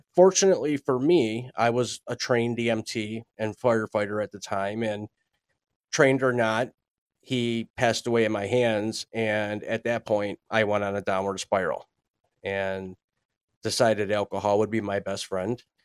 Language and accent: English; Buffalo, New York, United States; born and raised in Buffalo, New York